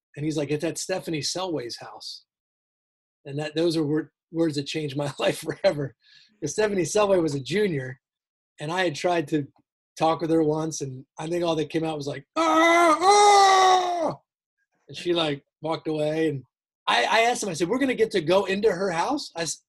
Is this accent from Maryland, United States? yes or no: yes; Towson, Maryland, United States; moved away as an adult; also born or lived in Virginia; I grew up in Baltimore, Maryland, in Towson, actually. And then I came down to Virginia for college, went to University of Virginia.